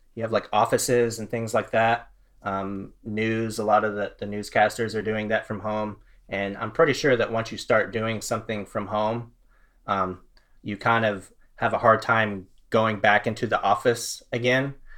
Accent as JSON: {"language": "English", "region": "Florida", "country": "United States", "tie": "born or raised there", "also_born_or_lived": "Fort Worth, Texas", "moved": "yes", "lives_now": "Texas, United States", "said": "I'm a Texan. I was born in Fort Worth. Um, this is my home. I, I grew up in Florida, actually, but all of my family's here"}